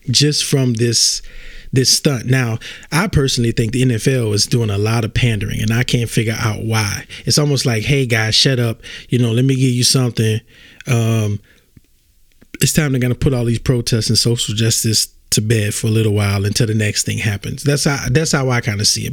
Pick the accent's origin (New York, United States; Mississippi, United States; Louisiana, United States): Louisiana, United States; I'm from Louisiana.